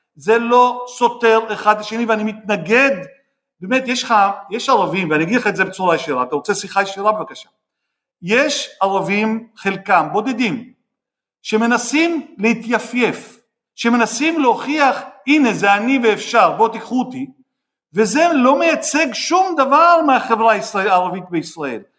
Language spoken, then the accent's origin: Hebrew; Jaffa, Tel Aviv District, Israel; אני נולדתי ביפו, והשכנים שלנו היהודים בחדר, מה שנקרא, עם אותם שירותים ואותה חצר